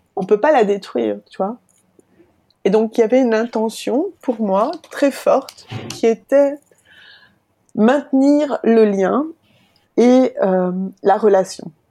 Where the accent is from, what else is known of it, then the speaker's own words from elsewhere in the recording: France; now in Belgium; Je suis française en Belgique